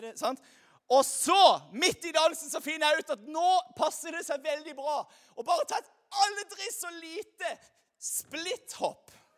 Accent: Lyngdal, Agder, Norway; now in Stavanger, Norway; jeg kommer her fra Lyngdal

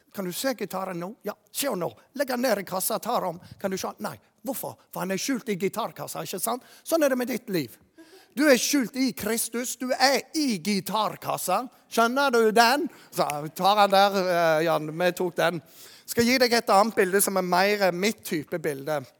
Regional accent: Jæren, Rogaland, Norway; moved away; also born or lived in Bergen; Jeg kommer jo fra Jæren

